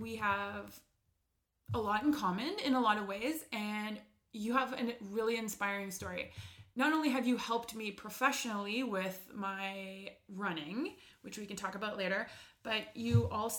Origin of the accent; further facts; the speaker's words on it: Ottawa, Ontario, Canada; I'm from Ottawa